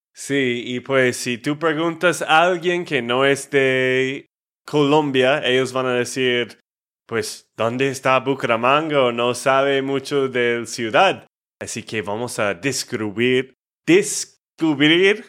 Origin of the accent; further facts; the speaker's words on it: Texas, United States; de Texas, Estados Unidos